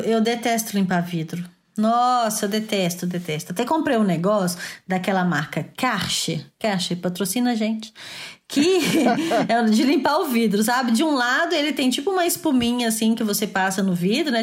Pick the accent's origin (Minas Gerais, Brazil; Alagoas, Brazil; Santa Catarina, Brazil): Minas Gerais, Brazil; Belo Horizonte; now in France; que eu fui nascer em Belo Horizonte